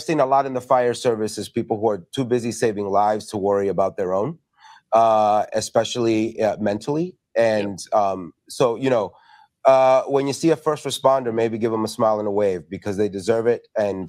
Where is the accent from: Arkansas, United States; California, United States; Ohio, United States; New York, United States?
New York, United States; moved away as an adult; now in Chicago, United States; as somebody who's from New York and has lived in Chicago for almost 20 years now